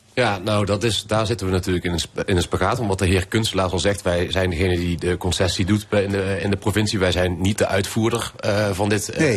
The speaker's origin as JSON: {"language": "Dutch", "town": "Venlo", "region": "Limburg", "country": "Netherlands", "said": "in Venlo, de gemeente waar ik vandaan kom"}